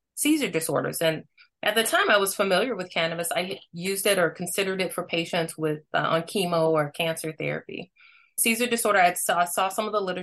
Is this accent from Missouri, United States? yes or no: yes; Missouri, United States; I'm born and raised in Missouri.